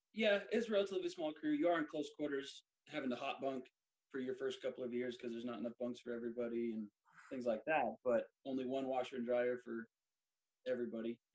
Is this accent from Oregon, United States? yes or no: yes; Bend, Oregon, United States; moved away as an adult; now in Norfolk, United States; I was born and raised in Bend, Oregon, in Central Oregon